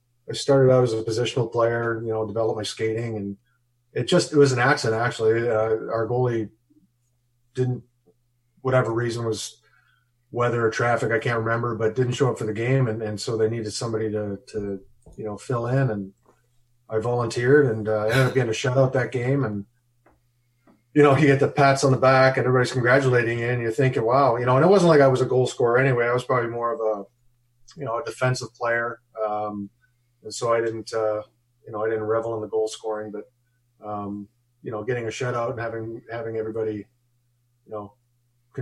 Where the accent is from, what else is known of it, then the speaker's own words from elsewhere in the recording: Edmonton, Alberta, Canada; first language German; English is a second language; also born or lived in Johannesburg, South Africa; when we grew up, when I lived in Canada, we were just landed immigrants.